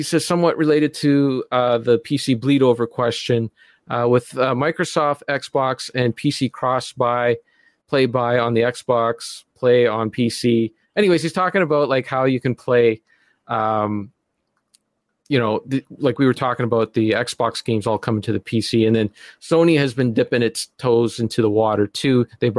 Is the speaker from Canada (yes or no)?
yes; Canada; Well, I'm not American, so